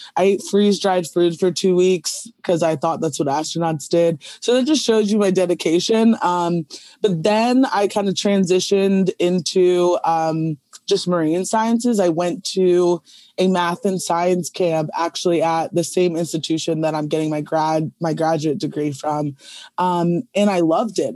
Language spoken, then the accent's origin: English; Chestertown, Maryland, United States; I grew up in Chestertown, which is just another smaller, uh, community in, like, on the eastern shore of Maryland